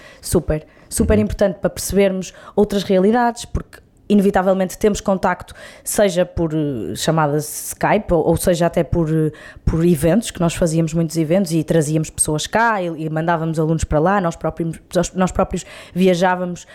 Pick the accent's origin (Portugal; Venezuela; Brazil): Portugal; Braga, Norte; Sou minhota, de gema, Boa. bracarense.